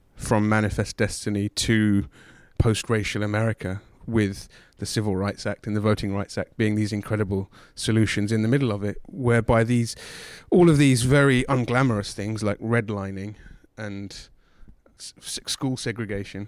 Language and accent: English; England, United Kingdom; growing up in England